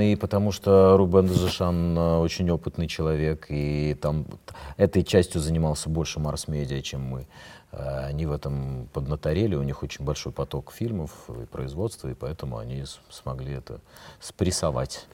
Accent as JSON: {"language": "Russian", "town": "Odesa", "region": "Odesa Oblast", "country": "Ukraine", "moved": "yes", "lives_now": "Moscow, Russia", "said": "Я, я не, не стал москвичом. Я остаюсь с одесситом"}